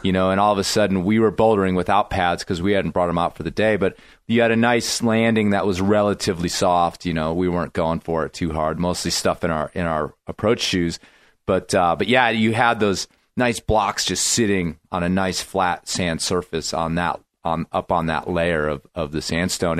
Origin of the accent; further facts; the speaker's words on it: United States; I'm American guy